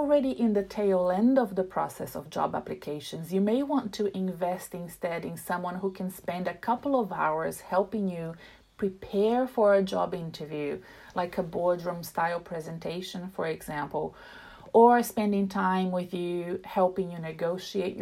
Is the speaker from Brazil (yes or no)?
yes; Brazil; now in Melbourne, Australia; I come from Brazil